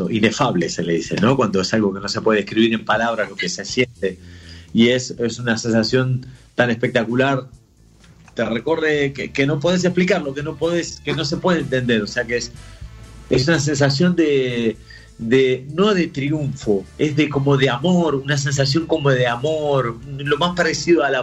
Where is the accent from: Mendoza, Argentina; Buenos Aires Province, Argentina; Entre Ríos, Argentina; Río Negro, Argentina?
Buenos Aires Province, Argentina; now in Spain; después de ahí nos volvimos a Varela, después de Varela nos fuimos a, a Bernal, de Bernal fuimos a Quilmes, de Quilmes anduvimos por tres sitios hasta que yo me fui de Argentina y vine a vivir a España.